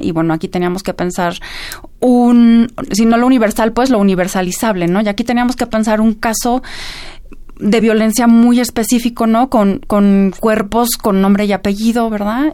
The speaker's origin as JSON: {"language": "Spanish", "country": "Mexico", "said": "tenemos que pensar todos como, como mexicanos"}